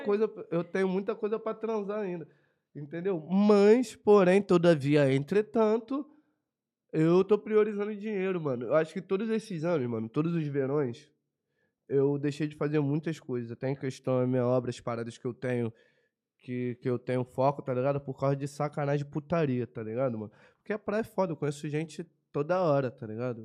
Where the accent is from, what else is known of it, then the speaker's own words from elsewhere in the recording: Brazil; Sou brasileiro